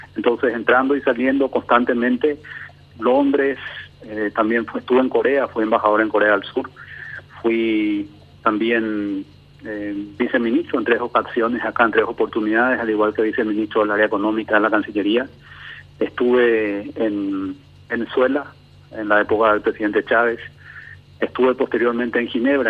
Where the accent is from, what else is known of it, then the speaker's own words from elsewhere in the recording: Paraguay; todos juntos como paraguayos